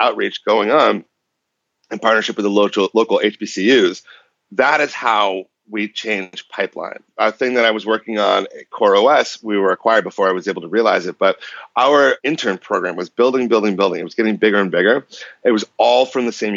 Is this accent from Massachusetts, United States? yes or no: yes; Boston, Massachusetts, United States; moved away as an adult; now in San Francisco Bay Area, United States; I grew up in Boston, in okay. and around Boston. And I moved to the Bay Area 11 years ago